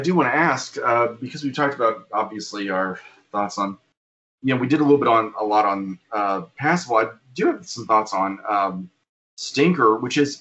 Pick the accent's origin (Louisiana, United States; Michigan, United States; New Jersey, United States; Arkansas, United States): Arkansas, United States; I'm from Arkansas